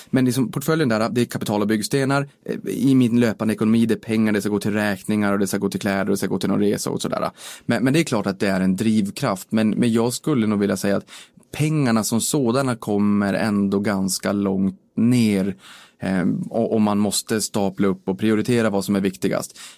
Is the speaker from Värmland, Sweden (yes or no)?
no; Boden, Norrbotten County, Sweden; moved away as an adult; now in Stockholm, Sweden; Så det är ju hela anledningen till varför jag drog mina rötter från Boden och flyttade ner hi